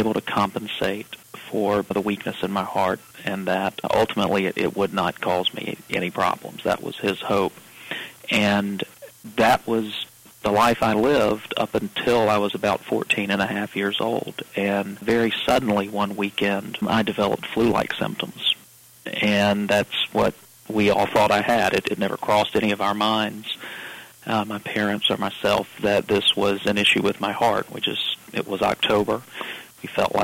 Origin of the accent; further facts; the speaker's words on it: Augusta, Georgia, United States; moved away; I was born in Augusta, Georgia, and grew up in Augusta